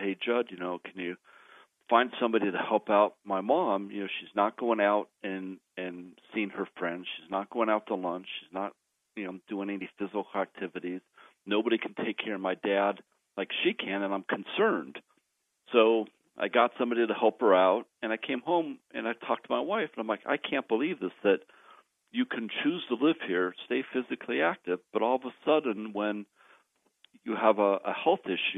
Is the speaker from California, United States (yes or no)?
yes; Southern California, United States; moved away as an adult; also born or lived in Arizona; now in Colorado, United States; I was raised in Southern California